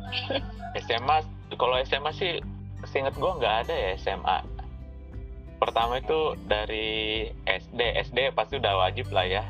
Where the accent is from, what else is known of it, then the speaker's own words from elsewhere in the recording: Pinrang, South Sulawesi, Indonesia; moved away; saya asalnya dari Pindrang